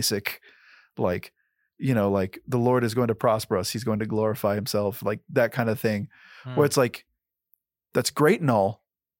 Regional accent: Kentucky, United States; but dude, I'm from Kentucky, you know, like I'm the whitest guy you've ever met.

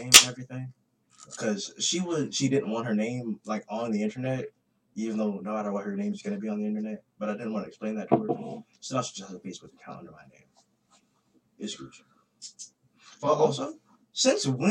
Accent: Des Moines, Iowa, United States; Des Moines, Iowa.

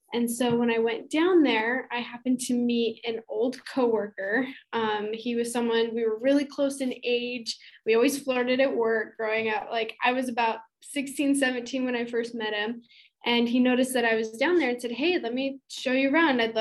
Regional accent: Utah, United States; moved away as an adult; also born or lived in Idaho; now in Maricopa, United States; I currently live in a little town called Maricopa. It's in Arizona. I'm originally from Utah and went to school in Idaho.

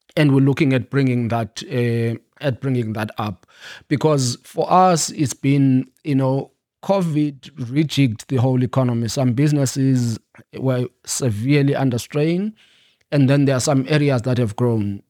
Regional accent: Eastern Cape, South Africa; moved away; also born or lived in New York; I grew up in the Eastern Cape

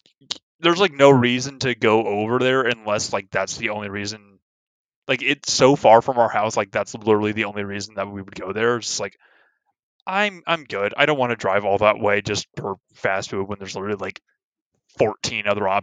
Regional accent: California, United States; even speaking as a Californian

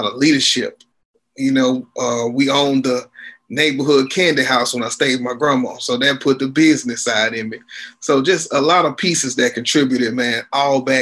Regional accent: Shreveport, Louisiana, United States; moved away as an adult; now in Houston, United States; Shreveport, Louisiana is my hometown. I am currently living in Houston, Texas. I've been here since 2003.

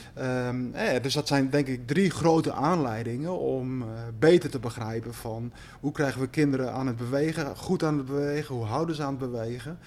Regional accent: Slagharen, Overijssel, Netherlands; moved away as an adult; also born or lived in Amsterdam / Hong Kong; Slagharen, waar ik geboren ben en, en opgegroeid naast het ponypark

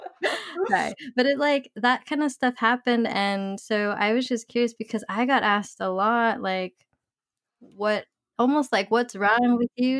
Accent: California, United States; we're from California

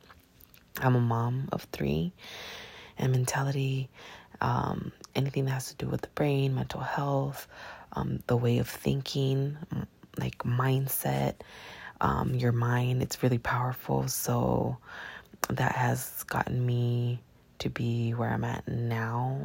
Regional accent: Long Beach, California, United States; I'm from Long Beach, California

